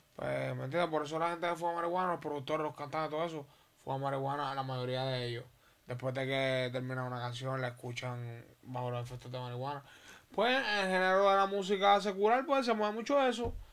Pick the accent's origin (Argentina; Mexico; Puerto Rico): Puerto Rico; also born or lived in Holguín, Cuba; mi crianza completamente completamente es puertorriqueña